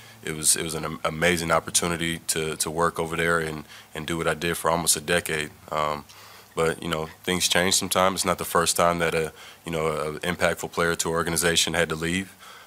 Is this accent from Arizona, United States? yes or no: no; East Palo Alto, California, United States; I grew up in East Palo Alto